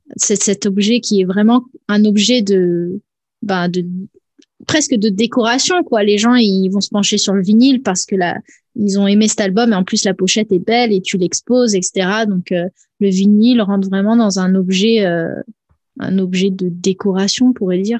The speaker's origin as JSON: {"language": "French", "town": "Nice", "region": "Provence-Alpes-Côte d'Azur", "country": "France", "moved": "yes", "said": "à la base, je viens de Nice"}